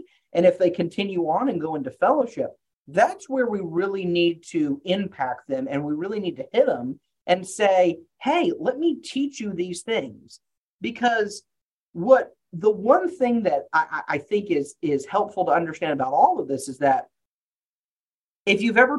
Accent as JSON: {"language": "English", "region": "Texas", "country": "United States", "tie": "born or raised there", "also_born_or_lived": "Arkansas, United States", "said": "sorry, I grew up in Texas, after Arkansas. I use a lot of Southern metaphors, apologies in advance."}